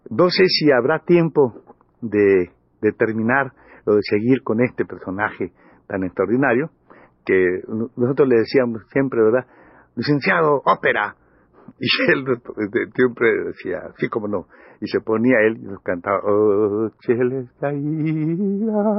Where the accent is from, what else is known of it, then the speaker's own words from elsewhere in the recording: Campeche, Mexico; Yo soy de Campeche, pero somos campechanos todos.